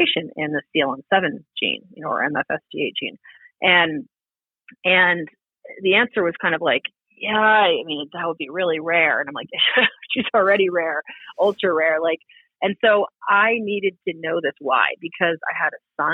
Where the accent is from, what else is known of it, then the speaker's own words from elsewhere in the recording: East Coast, United States; moved away; I grew up on the East Coast